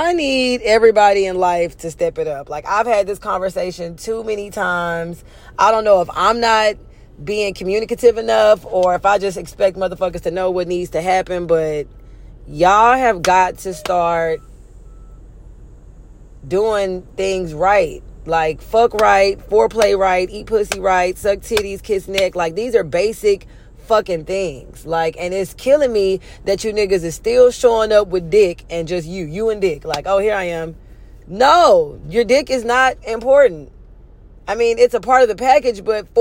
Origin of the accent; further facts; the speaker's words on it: Houston, Texas, United States; now in Los Angeles, United States; I'm from Houston.